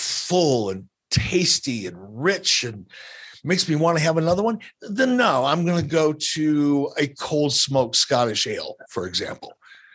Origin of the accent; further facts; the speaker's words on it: Detroit, Michigan, United States; when I was a kid growing up in Detroit